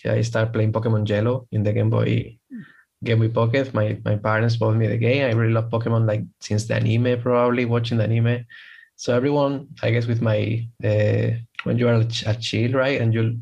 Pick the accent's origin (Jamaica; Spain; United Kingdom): Spain; from Spain